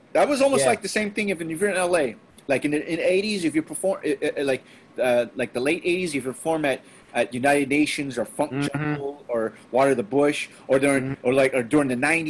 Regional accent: Philippines; But then it happens that we, for as a Filipino, that like, we're kind of in that dysphoria.

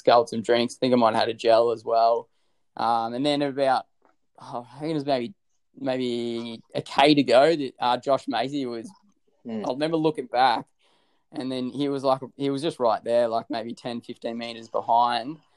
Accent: Australia

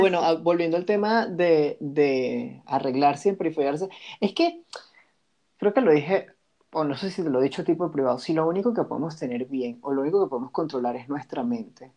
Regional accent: Venezuela; como venezolanos

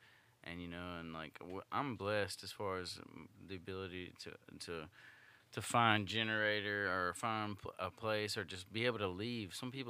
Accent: Oakdale, Louisiana, United States; I'm like, Oakdale. And I've been claiming Oakdale lately when I tell people where I'm from

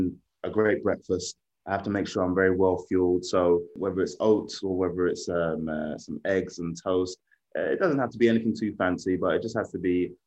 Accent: London, United Kingdom; London, my hometown. I grew up watching the stadium being built up through the stages

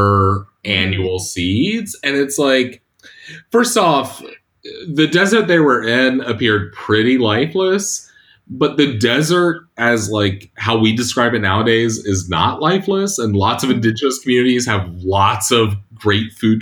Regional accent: Catawba Indian Nation, South Carolina, United States; I'm a citizen of Catawba Indian Nation. We call ourselves the people of the river because we've lived along the Catawba River

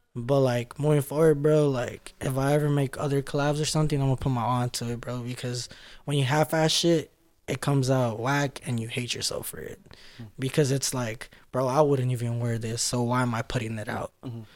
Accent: Los Angeles, California, United States; that's where I grew up at in South Central in LA.

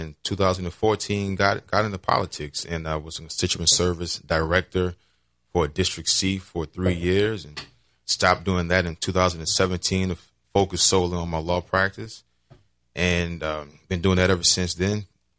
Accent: New Orleans, Louisiana, United States; Running for City Council District C, number 46. Born and raised in the district. Born and raised in Algiers. Went to the playgrounds in Algiers, Norman Park, where I grew up playing park ball. Went to the schools, Baby Ben, All Saints.

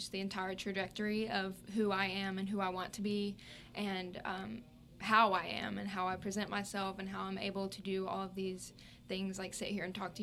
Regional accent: Purvis, Mississippi, United States; I'm from Purvis, Mississippi

